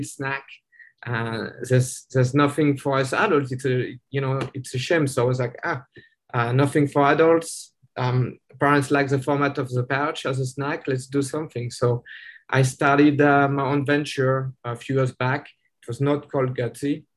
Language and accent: English; southeast France, France; English is a second language; moved away as an adult; also born or lived in Orange County, California; now in United States; I'm actually French. I was born and raised in France in a little village in the southeast